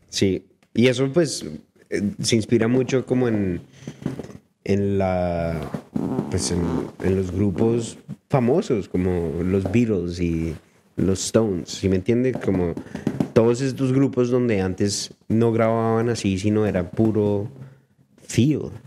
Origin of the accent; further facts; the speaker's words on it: Colombia; now in Vancouver, Canada; yo soy colombiano